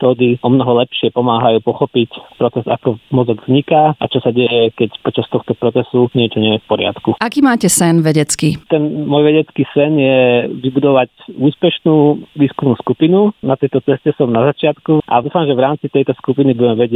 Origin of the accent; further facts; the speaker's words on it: Dolany, western Slovakia, Slovakia; moved away as an adult; also born or lived in Bratislava, Slovakia / Brno, Czech Republic; now in Stockholm, Sweden; pochádzam z dediny Dolany na západnom Slovensku.